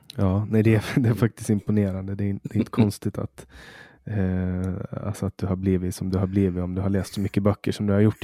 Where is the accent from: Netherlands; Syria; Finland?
Finland; Åland; vi är ju en minoritet, vi ålänningar, vi är ju svenskspråkiga